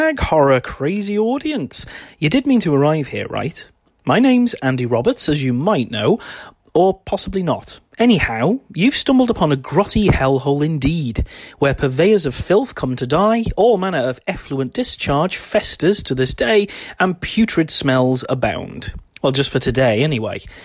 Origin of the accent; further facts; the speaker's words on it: United Kingdom; my home country of the United Kingdom